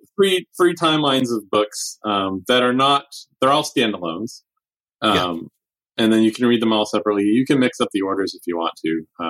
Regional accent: north of Boston, Massachusetts, United States; I grew up just north of Boston.

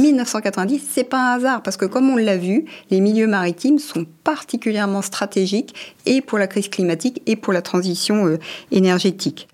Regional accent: France; chez nous en France

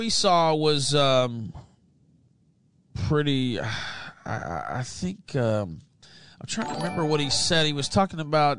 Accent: West Memphis, Arkansas, United States; I'm from West Memphis, Arkansas

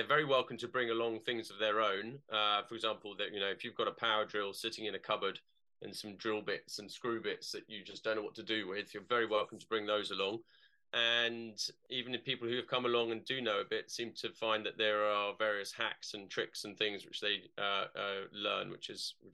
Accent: London, United Kingdom; moved away; I'm a Londoner originally

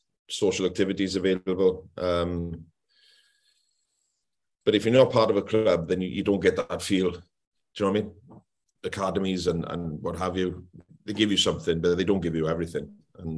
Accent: Anglesey, Wales, United Kingdom; moved away as an adult; also born or lived in Rhondda Valley; North Wales, I'm from Anglesey, the island, and Anglesey is a very Welsh-speaking region in Wales

